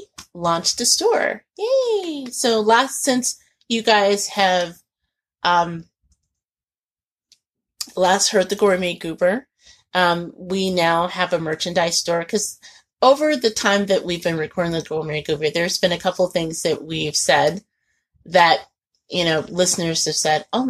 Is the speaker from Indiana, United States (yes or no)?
yes; Indianapolis, Indiana, United States; growing up in Indianapolis